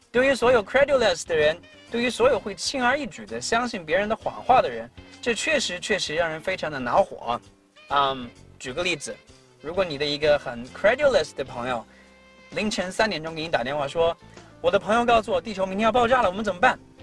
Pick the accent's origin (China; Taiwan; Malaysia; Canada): China; 我们中国人